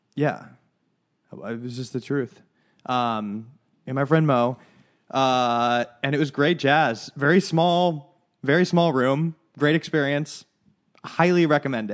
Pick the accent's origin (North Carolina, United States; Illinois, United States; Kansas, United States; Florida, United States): Illinois, United States; Chicago; now in Los Angeles, United States; I'm from Chicago